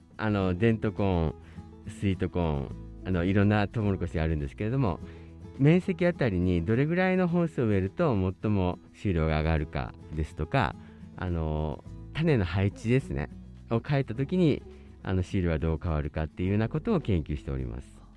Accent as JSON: {"language": "Japanese", "town": "Kobe", "region": "Hyogo", "country": "Japan", "tie": "born or raised there", "moved": "as an adult", "lives_now": "Hokkaido, Japan", "said": "私はあの兵庫県の神戸市出身でして"}